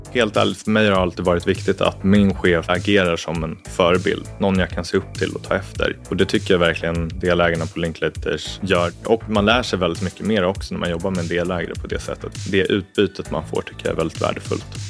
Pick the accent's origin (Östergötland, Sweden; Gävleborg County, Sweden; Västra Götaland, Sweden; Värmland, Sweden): Östergötland, Sweden; Norrköping; now in Stockholm, Sweden; Kommer från Norrköping ursprungligen, born and raised där